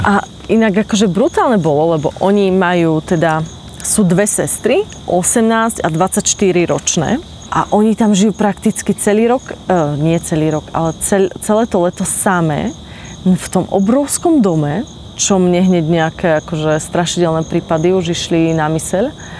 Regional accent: Slovakia; my sme Slováci, ktorí sme vedľa Ukrajiny

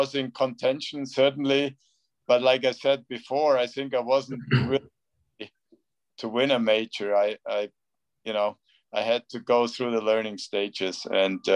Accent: Bavaria, Germany; where I grew up in Bavaria.

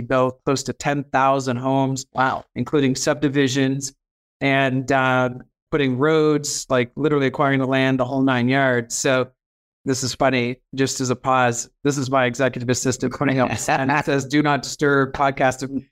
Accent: Halifax, Nova Scotia, Canada; also born or lived in New Brunswick; So I grew up in the Maritimes. I was born in New Brunswick

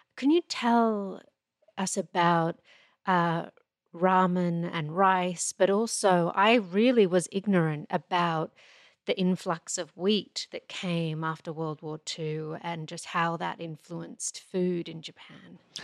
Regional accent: Australia; moved away; I'm Australian-born

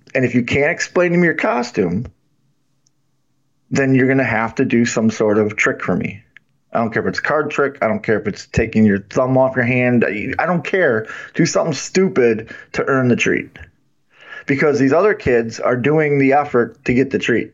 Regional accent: Wisconsin, United States; growing up in Wisconsin

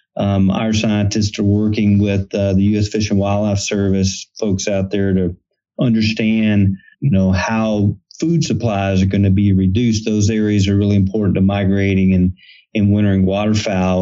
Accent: Texas Gulf Coast near Galveston, United States; I grew up on the Texas Gulf Coast near the Galveston area

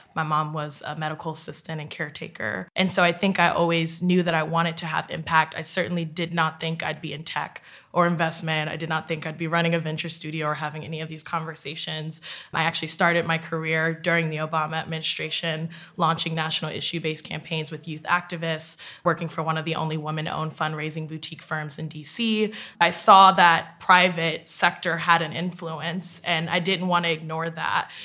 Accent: West Orange, New Jersey, United States; now in New York City, United States; I'm originally from West Orange, New Jersey. I currently live in New York City

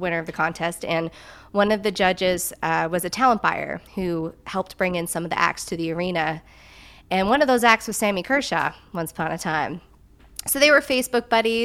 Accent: Newfoundland and Labrador, Canada; also born or lived in Yellowknife, Northwest Territories; I know a lot of people think I was born in Newfoundland, but I grew up in Newfoundland. My family are all from Newfoundland. So I am a Newfoundlander, not born, but bred.

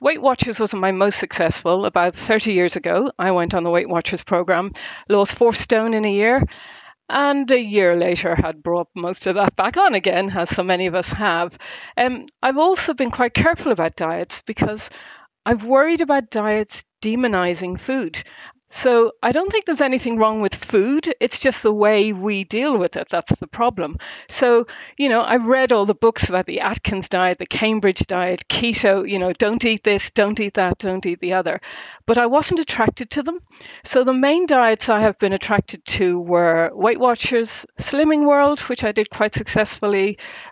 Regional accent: Ireland; accent: Irish; now in Essex, United Kingdom; I'm definitely Irish, so I hope there's an Irish twang in there

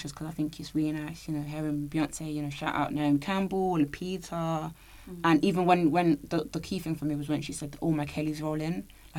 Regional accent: Nigeria; as a Nigerian

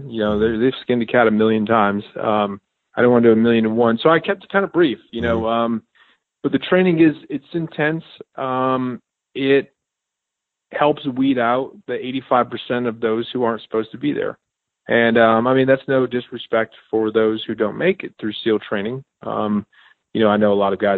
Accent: Connecticut, United States; moved away as an adult; also born or lived in Virginia; I grew up in Connecticut in a very small town

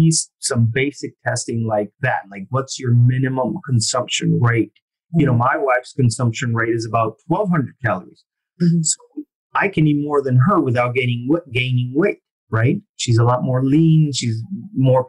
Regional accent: Argentina; moved away; I'm from Argentina originally

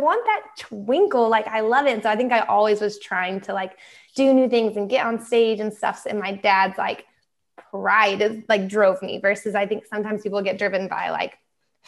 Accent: Texas, United States; growing up in Texas

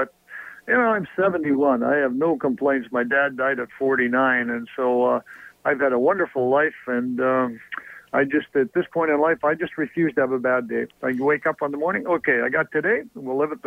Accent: Lucknow, Ontario, Canada; moved away as an adult; also born or lived in Toronto / Detroit / Birmingham, Alabama; I'm very, very proud that, Lucknow is my hometown

